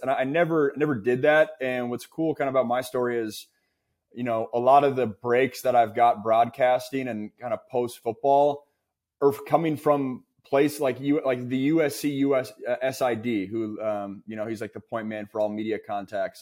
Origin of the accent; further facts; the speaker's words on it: West Coast, United States; for me, a West Coast kid